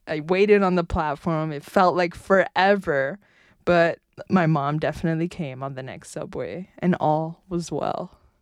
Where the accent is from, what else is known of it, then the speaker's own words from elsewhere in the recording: New York City, New York, United States; also born or lived in Bronx, New York; I was born and raised in Manhattan